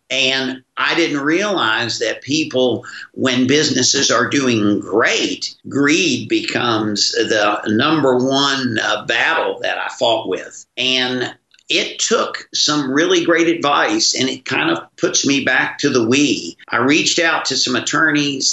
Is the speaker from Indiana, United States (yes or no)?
no; West Virginia, United States; my childhood days with my growing up in West Virginia